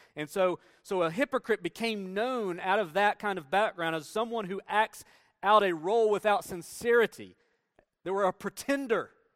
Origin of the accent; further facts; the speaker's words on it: Tennessee, United States; moved away as an adult; I grew up in Tennessee